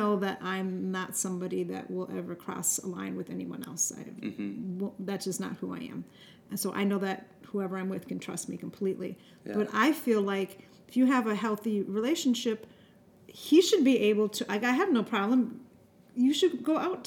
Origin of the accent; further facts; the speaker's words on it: Minnesota, United States; I was raised in Minnesota